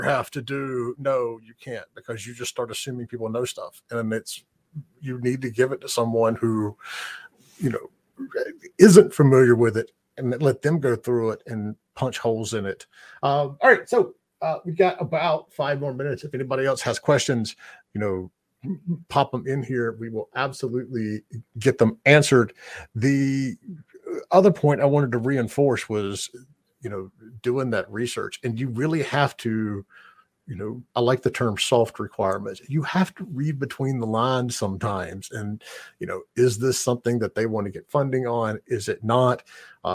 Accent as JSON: {"language": "English", "country": "United States", "said": "as an American"}